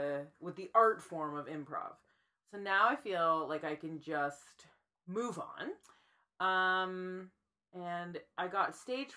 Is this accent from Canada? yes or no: yes; Cambridge, Ontario, Canada; now in Toronto, Canada; I grew up in Cambridge, Ontario